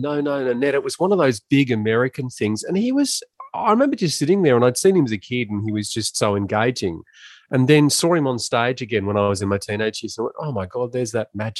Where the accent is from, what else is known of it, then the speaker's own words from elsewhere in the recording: Ballarat, Victoria, Australia; Yes. So we're both boys of the goldfields, and we grew up in a pretty easy and fun time in regional Victoria